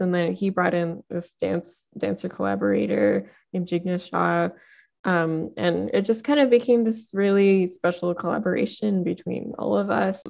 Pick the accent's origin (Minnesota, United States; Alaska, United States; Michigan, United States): Michigan, United States; Detroit; I'm from Detroit